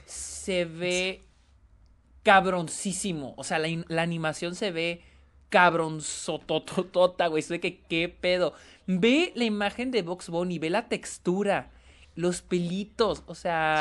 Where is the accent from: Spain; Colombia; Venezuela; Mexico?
Mexico; todos somos mexicanos